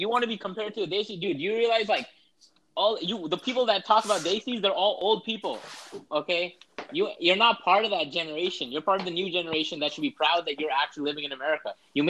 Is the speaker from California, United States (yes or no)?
no; New York, United States; I'm born here, bro. I was born in New York